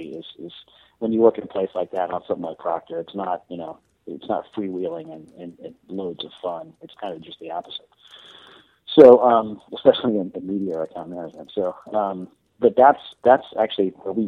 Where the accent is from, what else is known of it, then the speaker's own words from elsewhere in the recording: Florida, United States; moved away; also born or lived in New York; when I moved from New York down to Florida, I'm actually from Florida, so I moved home